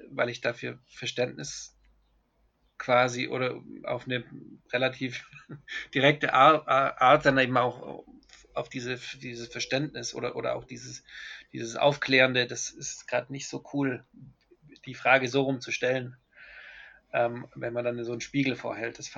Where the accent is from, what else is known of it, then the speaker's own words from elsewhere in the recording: Germany; moved away; also born or lived in Colombia; Ich, ich habe das als Deutscher im Ausland eher im, immer die Nazi-Keule mitbekommen. Ich, ähm, also nachdem ich dann länger in Kolumbien gelebt habe